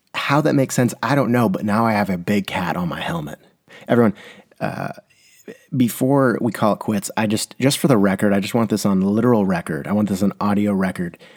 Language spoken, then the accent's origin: English; San Diego, California, United States; I'm from San Diego.